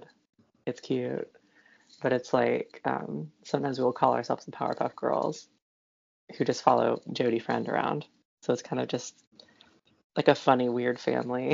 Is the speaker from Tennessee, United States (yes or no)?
yes; Knoxville, Tennessee, United States; moved away as an adult; now in Indianapolis, United States; I grew up near Knoxville, Tennessee